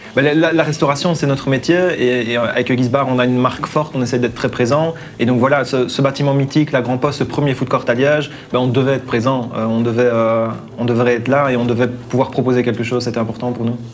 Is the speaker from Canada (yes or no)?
no; Liège, Wallonia, Belgium; on est liégeois, on est très chaleureux